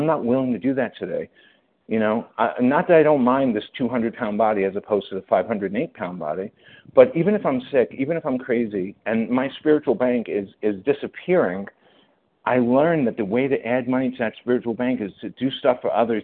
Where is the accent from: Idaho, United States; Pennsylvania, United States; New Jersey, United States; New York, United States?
New York, United States; I'm a New Yorker